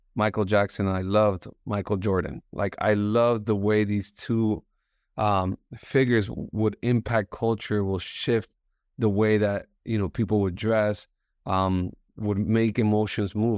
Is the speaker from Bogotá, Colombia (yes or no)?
yes; Bogota, Colombia; English is a second language; moved away; also born or lived in Miami; I was born in Bogota. Um, my parents moved to the States